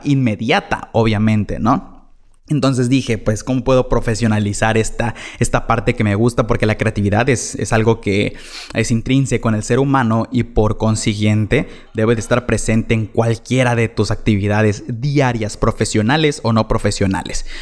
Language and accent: Spanish; Chetumal, Quintana Roo, Mexico; de aquí soy, de Chetumal